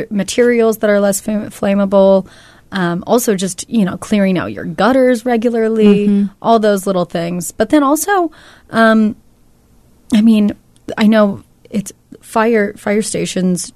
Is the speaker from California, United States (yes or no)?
yes; California, United States; moved away; I'm from California